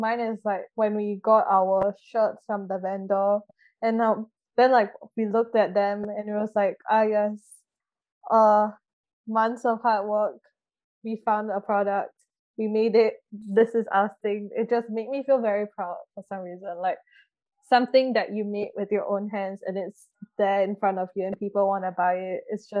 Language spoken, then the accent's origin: English; Indonesia; So I'm from Indonesia as well.